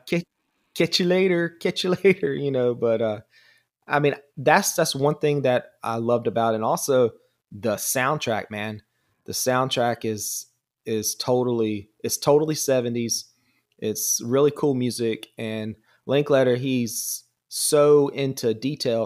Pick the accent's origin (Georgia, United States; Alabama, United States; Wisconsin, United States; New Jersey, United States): Georgia, United States; accent: southern drawl; I'm actually from Georgia